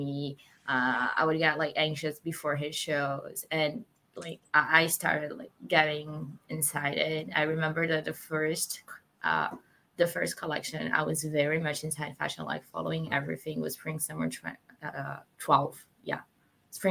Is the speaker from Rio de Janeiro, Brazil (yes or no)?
yes; Rio de Janeiro, Brazil; moved away as an adult; now in Paris, France; So I am half Portuguese, half Brazilian, and I grew up in Rio in Brazil